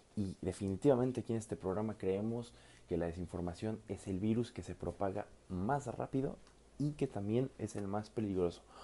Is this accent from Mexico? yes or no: yes; Mexico; no solamente como mexicanos, sino como mestizos.